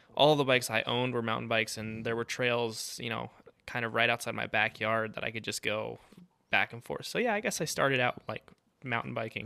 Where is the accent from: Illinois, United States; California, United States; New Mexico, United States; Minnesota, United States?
New Mexico, United States; Santa Fe; I was born and raised in, in Santa Fe, New Mexico